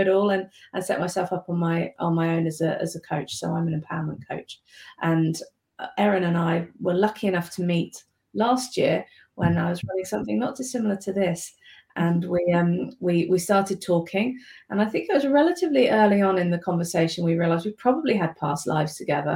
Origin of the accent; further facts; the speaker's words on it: United Kingdom; moved away as an adult; now in New Zealand; As you can tell from my accent, probably I'm originally from the UK. So I moved over here about 9 years ago